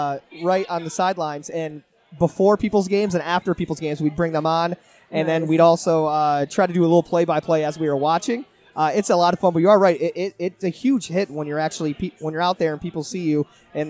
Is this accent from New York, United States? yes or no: yes; Buffalo, New York, United States; coming from Buffalo, where we live and die by our professional